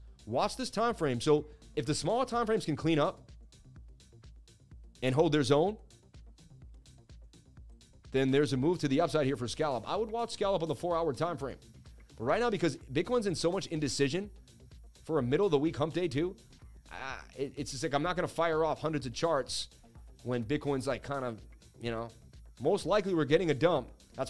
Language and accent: English; Boston, Massachusetts, United States; I'm from Boston, babe. Just know Boston guys got it.